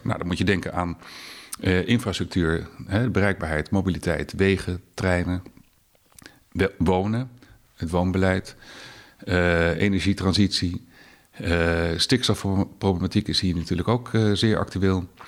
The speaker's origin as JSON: {"language": "Dutch", "town": "The Hague", "region": "South Holland", "country": "Netherlands", "tie": "born or raised there", "also_born_or_lived": "Rotterdam / Berlin", "moved": "as an adult", "lives_now": "Twente, Netherlands", "said": "ik ben opgegroeid in Den Haag"}